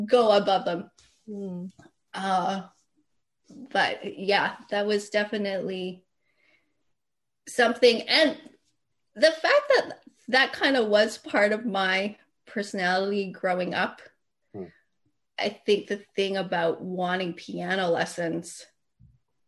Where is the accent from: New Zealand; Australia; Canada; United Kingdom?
Canada; Calgary, Alberta; now in Los Angeles, United States; musician growing up in Calgary